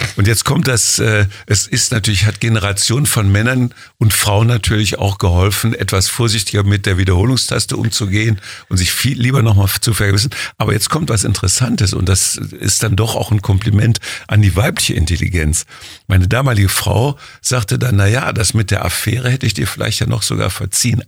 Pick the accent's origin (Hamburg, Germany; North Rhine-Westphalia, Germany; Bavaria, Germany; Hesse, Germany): North Rhine-Westphalia, Germany; Jülich; Rheinland, Jülich, geboren am 11.11. .11. um 11 Uhr